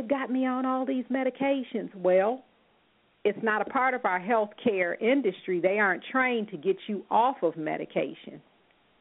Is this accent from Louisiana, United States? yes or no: no; California, United States; moved away; I'm originally from California, and I went to school in Berkeley, Oakland, San Francisco